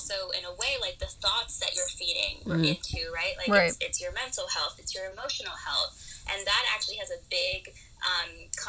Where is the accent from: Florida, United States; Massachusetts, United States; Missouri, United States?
Florida, United States; also born or lived in Peru; now in Colorado, United States; I was actually born in Peru, but I moved to the U.S. when I was very young. Lived in Florida most of my life, and now I am in Colorado